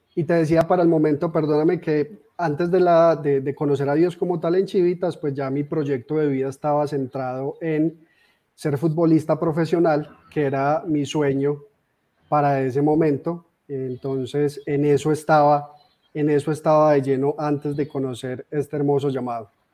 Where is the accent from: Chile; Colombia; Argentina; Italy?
Colombia; Armenia, Quindío; also born or lived in Medellín; soy de nacimiento de, de Armenia, Quindío, de esta hermosa tierra que actualmente vivo acá. Eh, sin embargo, estuve por más de 10 años viviendo en Medellín